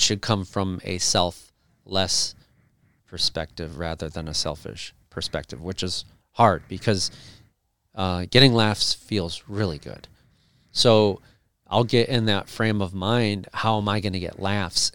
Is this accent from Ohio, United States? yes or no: yes; Cleveland, Ohio, United States; I grew up in Cleveland, and country's big in Cleveland